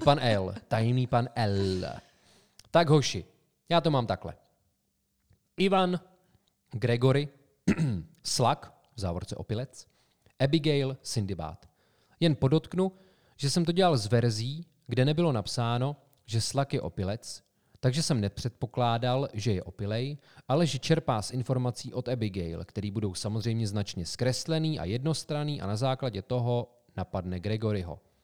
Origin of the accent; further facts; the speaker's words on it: Sokolov, Karlovy Vary Region, Czechia; městě jménem Sokolov, odkud pocházíme